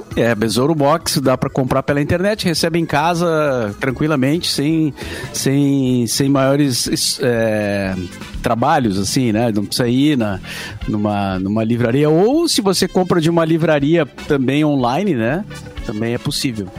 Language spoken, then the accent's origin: Portuguese; Barbacena, Minas Gerais, Brazil; quando eu era garoto, né, lá em Barbacena